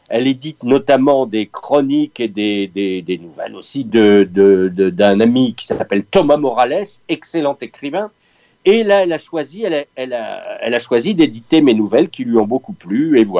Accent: Picardy, Hauts-de-France, France; Je suis Picard, mais je me soigne.

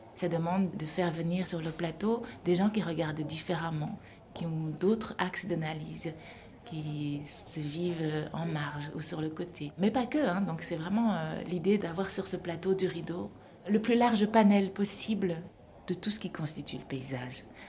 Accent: Wallonia, Belgium; also born or lived in Seoul, South Korea; J'ai atterri euh, en Belgique, euh, en Wallonie, dans une famille d'agriculteurs. J'ai grandi dans une ferme.

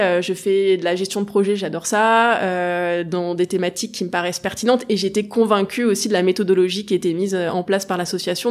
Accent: Grenoble, Auvergne-Rhône-Alpes, France; Grenoble, donc j'ai toujours été entourée à peu près de, de montagne

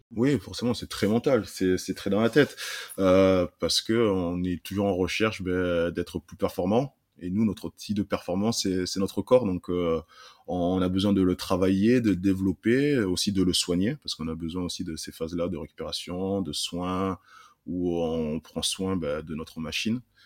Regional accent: Saint-Jean-de-Cuculles, Occitania, France; also born or lived in Burkina Faso; Je suis arrivé en France à l'âge de 3 ans dans un petit village au nord de Montpellier qui s'appelle Saint-Jean de Cucul. Euh, j'ai grandi euh, là-bas

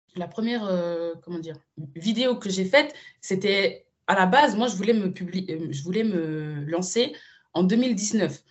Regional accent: Switzerland; moved away as an adult; now in Madrid, Spain; ma vraie scolarité, je l'ai fait en Suisse

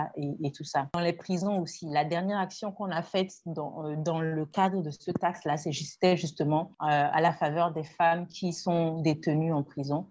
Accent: Togo; Je suis togolaise. Je, vis au Togo

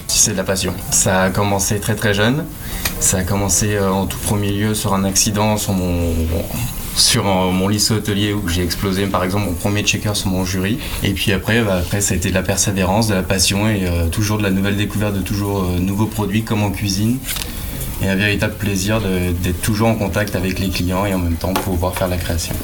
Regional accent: Romorantin-Lanthenay, Centre-Val de Loire, France; moved away; also born or lived in Blois / Paris; je viens du Loir-et-Cher

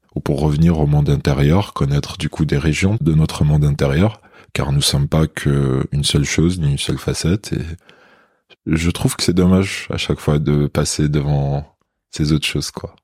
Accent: Béjaïa, Béjaïa Province, Algeria; French is a second language; moved away as an adult; also born or lived in Toulouse, France; now in Paris, France; j'étais en Algérie. Je suis né à Béjaïa, c'est une ville côtière en Kabylie

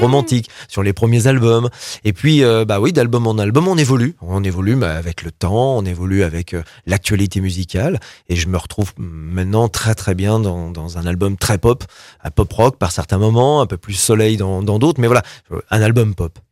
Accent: Roanne, Auvergne-Rhône-Alpes, France; je suis rouennais, je suis né à Rouen

